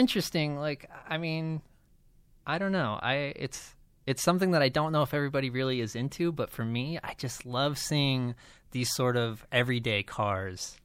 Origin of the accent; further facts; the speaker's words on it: Las Vegas, Nevada, United States; I grew up in Las Vegas